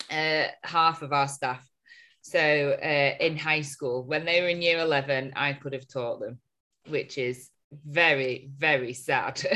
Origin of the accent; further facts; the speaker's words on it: Chorley, North West England, United Kingdom; we are from Chorley, see.